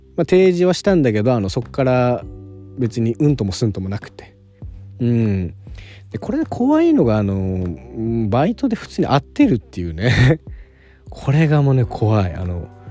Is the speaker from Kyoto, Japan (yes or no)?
no; Okinawa, Japan; now in Tokyo, Japan; 沖縄出身の